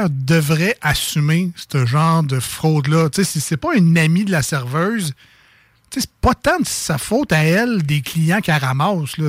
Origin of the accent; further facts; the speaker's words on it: Quebec City, Quebec, Canada; accent: Limoilou; C'est mon accent de Limoilou.